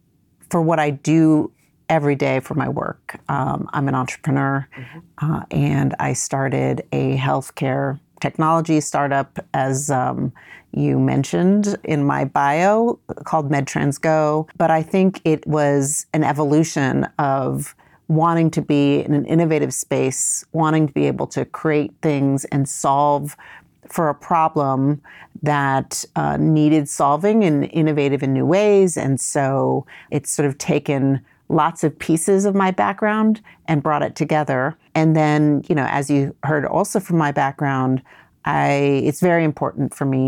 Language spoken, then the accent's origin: English; New York City, New York, United States; also born or lived in Vietnam; So I'm originally from Vietnam, but I grew up and was raised in New York, first New York City, and then upstate New York for, starting when I was about a year and a half old.